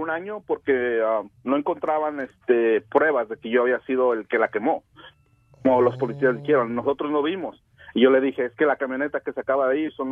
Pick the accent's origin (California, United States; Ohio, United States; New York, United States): California, United States; yo les dije, yo no soy de aquí, yo vengo de California.